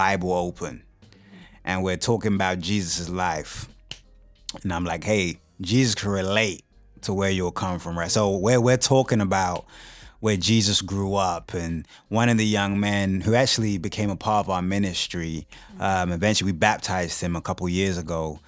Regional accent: United Kingdom; moved away as an adult; now in Kansas City, United States; originally from the UK. Moved to the States in 2005.

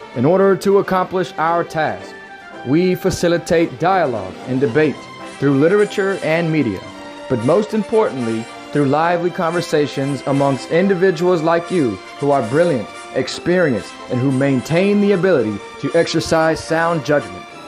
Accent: United States; I'm an American, I'm patriotic, I love this country

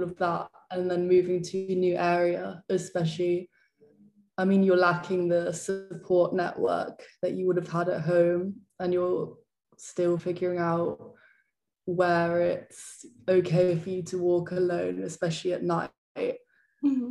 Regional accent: London, United Kingdom; moved away as an adult; now in Leeds, United Kingdom; growing up in London

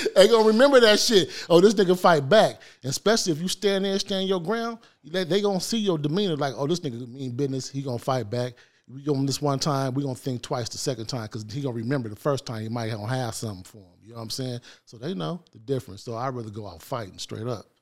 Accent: Los Angeles, California, United States; I grew up on the, in South Central L A, on the east side

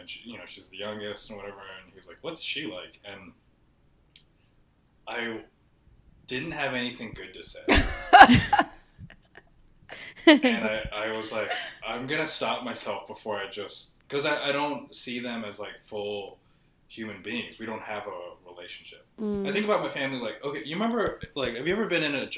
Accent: Seattle, Washington, United States; I'm from Seattle, I'm Filipino

